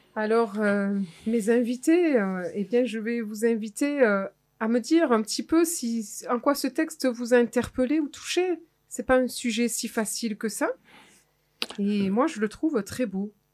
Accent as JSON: {"language": "French", "area": "Clairac", "region": "Nouvelle-Aquitaine", "country": "France", "tie": "born or raised there", "said": "je suis de Clérac et Clérac, c'est le fief euh, des, des, guerres de religion"}